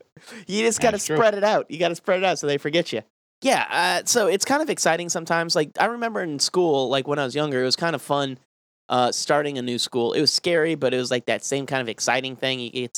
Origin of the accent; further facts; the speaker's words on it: Denver, Colorado, United States; born there; also born or lived in Arizona / Louisiana; I was born in Denver, moved away, obviously, and then I moved back as an adult.